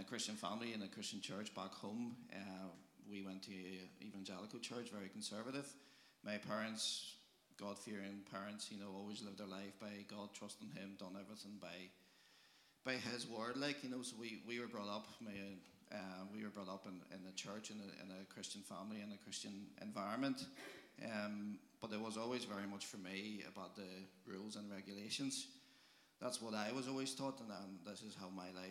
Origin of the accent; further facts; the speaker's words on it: Poland; moved away as an adult; I'm from Poland